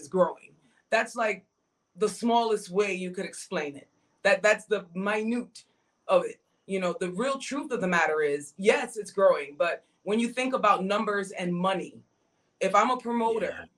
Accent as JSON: {"language": "English", "country": "Jamaica", "said": "I'm Jamaican"}